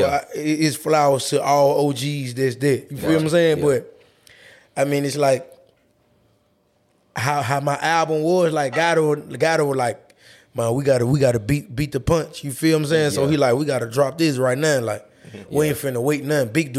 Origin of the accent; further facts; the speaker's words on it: Louisiana, United States; also born or lived in Memphis, Tennessee; I'm from Louisiana